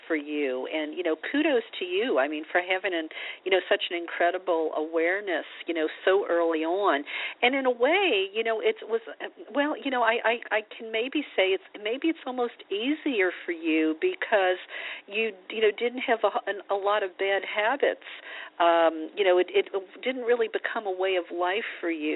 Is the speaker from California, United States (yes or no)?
no; New Orleans, Louisiana, United States; now in Los Angeles, United States; growing up in New Orleans, you know, eating vegetables, I mean, we fried our vegetables